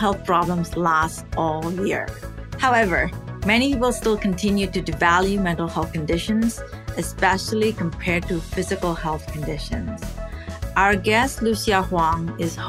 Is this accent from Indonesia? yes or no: yes; Indonesia; moved away; I grew up in Indonesia